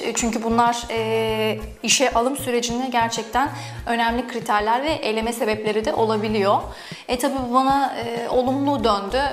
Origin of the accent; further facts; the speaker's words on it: Istanbul, Turkey; aslen Ordulu ama İstanbul'da doğdum, yaşadım, yaşıyorum